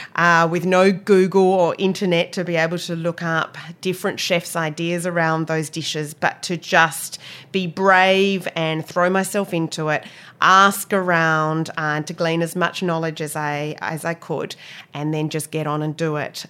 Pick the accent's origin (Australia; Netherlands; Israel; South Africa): Australia; Perth, Western Australia; moved away as an adult; also born or lived in London, United Kingdom / Cape Cod, United States; now in New Zealand; growing up in Australia